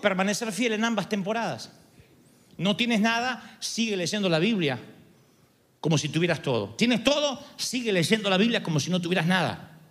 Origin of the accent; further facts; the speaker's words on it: Argentina; soy argentino